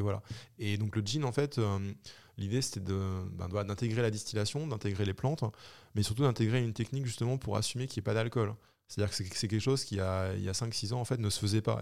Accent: Normandy, France; also born or lived in Brittany; je suis normand, j'ai fait mes études en Bretagne

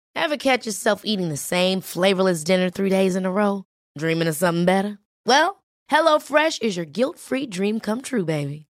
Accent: San Luis Potosí, Mexico; moved away; yo soy de San Luis Potosí no es una región y, del, del, centro, o sea, de la capital.

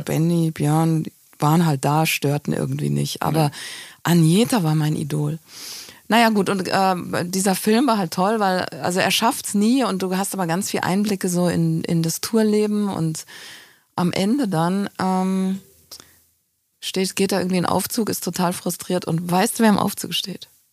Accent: Hofheim am Taunus, Hesse, Germany; moved away; also born or lived in Frankfurt am Main; auf dem Land, im Taunus. Ja. Hofheim heißt das Örtchen

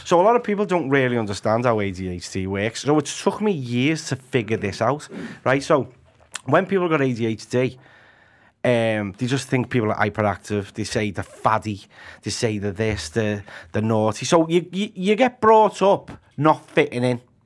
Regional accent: Liverpool, North West England, United Kingdom; also born or lived in Anfield, Liverpool; I'm from the bright lights of Walton. Yeah. Originally, it was from, um, sort of Breck Roads, Anfield area

